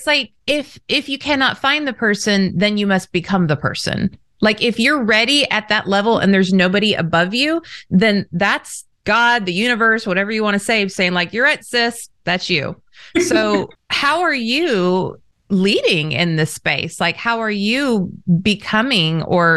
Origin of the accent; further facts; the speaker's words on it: Southern California, United States; I was raised in Southern California